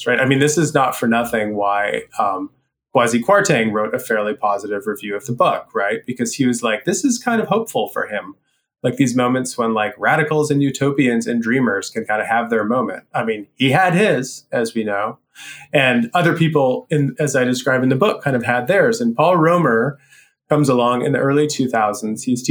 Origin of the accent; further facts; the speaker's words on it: Canada; I am Canadian personally